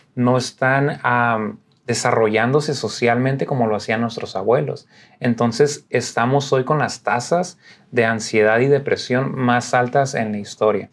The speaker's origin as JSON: {"language": "Spanish", "town": "Tijuana", "region": "Baja California", "country": "Mexico", "tie": "born or raised there", "moved": "yes", "said": "me crié en Tijuana, toda mi vida estuve allá por 34 años"}